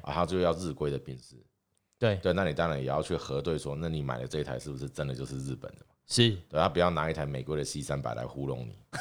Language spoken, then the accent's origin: Chinese; Taiwan